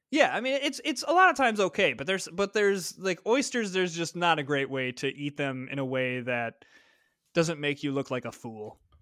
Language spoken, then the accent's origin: English; Midwest, United States; I'm from the Midwest, and I got, got that A in there.